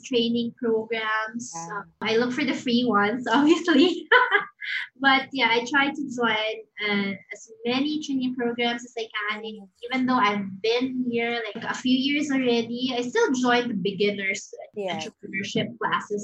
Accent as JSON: {"language": "English", "region": "Mindanao", "country": "Philippines", "said": "I'm from Mindanao"}